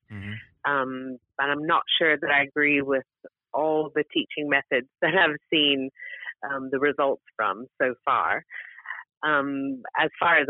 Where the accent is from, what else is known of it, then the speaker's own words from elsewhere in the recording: United States; now in United Kingdom; I come from America originally